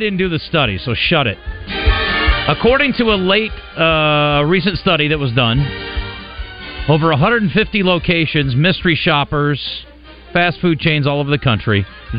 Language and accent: English; Iowa, United States; Growing up in Iowa is like growing up in Arkansas. You don't have a team.